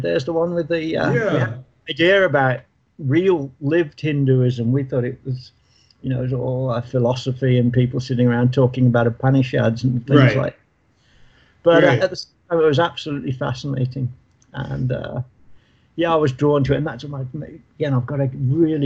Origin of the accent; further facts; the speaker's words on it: Birmingham, West Midlands, United Kingdom; Birmingham, my hometown